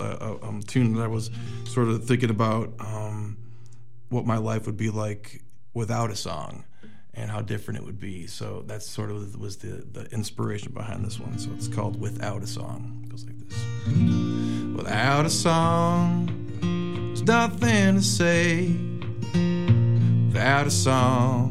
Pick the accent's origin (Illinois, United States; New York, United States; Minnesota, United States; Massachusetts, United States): Illinois, United States; just outside of Chicago; I grew up just outside of Chicago.